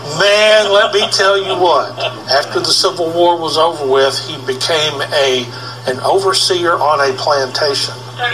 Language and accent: English; Ohio, United States; we're from Ohio